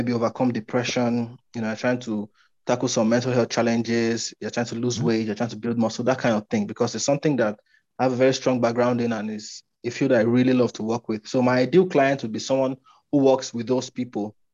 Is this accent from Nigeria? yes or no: yes; Nigeria; I'm from Nigeria, right? And Nigeria is a developing country. And some of the things here don't work